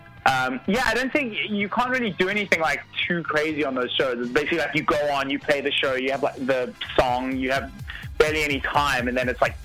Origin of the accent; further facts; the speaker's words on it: Johannesburg, Gauteng, South Africa; moved away as an adult; also born or lived in Drakensberg, South Africa / Liverpool, United Kingdom; now in New York, United States; I was born in Johannesburg in South Africa, and I went to the Drakensberg Boys Choir